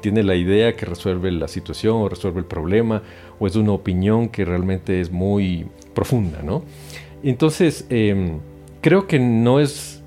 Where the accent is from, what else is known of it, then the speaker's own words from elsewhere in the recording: Ecuador; moved away as an adult; also born or lived in Europe; now in Mexico; yo soy ecuatoriano de nacimiento, hice mi carrera allá, hice mis estudios allá